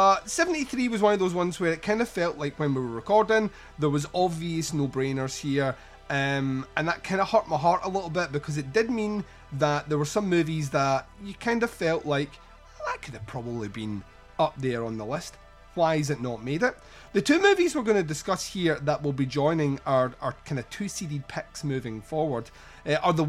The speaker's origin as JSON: {"language": "English", "region": "Scotland", "country": "United Kingdom", "said": "we're Scottish"}